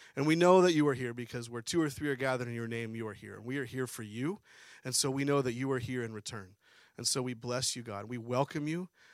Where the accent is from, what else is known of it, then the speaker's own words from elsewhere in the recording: Harrisburg, Pennsylvania, United States; moved away as an adult; also born or lived in New Mexico; now in Harford County, Maryland, United States; we grew up in Pennsylvania, Harrisburg area